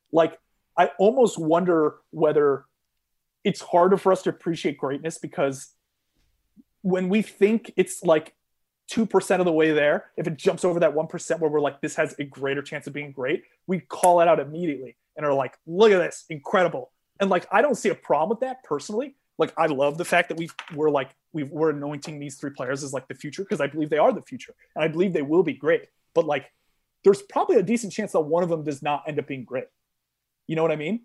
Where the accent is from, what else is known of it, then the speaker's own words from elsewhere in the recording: Connecticut, United States; growing up in Connecticut, saw a bunch of double A baseball.